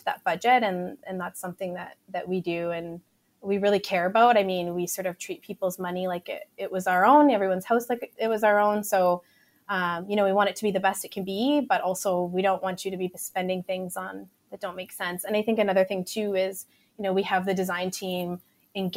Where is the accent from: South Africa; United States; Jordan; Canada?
Canada; Edmonton, Alberta; also born or lived in Vancouver, Canada; We grew up in Park Allen and Bonnie Doon. And so we'd always kind of lived in the inner city